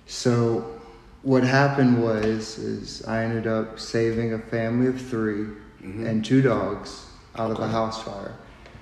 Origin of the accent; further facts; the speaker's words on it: Westmoreland, Tennessee, United States; I'm from Westmoreland, Tennessee. It's the town that nobody knows where it's at.